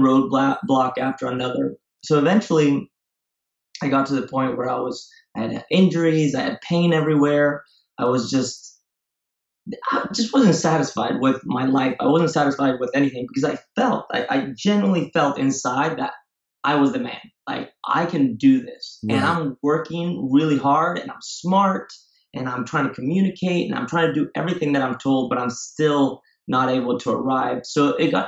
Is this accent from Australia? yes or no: no; Spain; moved away as an adult; also born or lived in Marin County, California, United States / Ecuador / Singapore; now in San Francisco, United States; I was raised in Spain, and that's where I went to school.